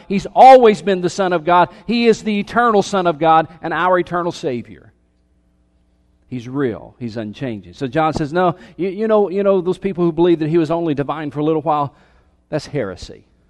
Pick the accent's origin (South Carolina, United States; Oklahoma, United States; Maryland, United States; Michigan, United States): South Carolina, United States; Anderson; I was born in Anderson, South Carolina